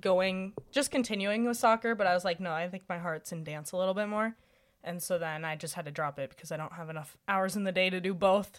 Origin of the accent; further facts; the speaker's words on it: Bismarck, North Dakota, United States; I grew up in Bismarck, North Dakota